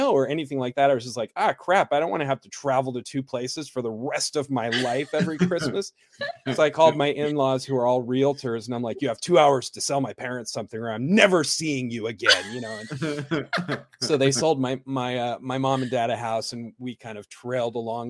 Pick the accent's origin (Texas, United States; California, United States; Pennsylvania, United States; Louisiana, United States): California, United States; also born or lived in South America; I live in the metropolis of Idaho. I grew up in California. I lived there most of my formative years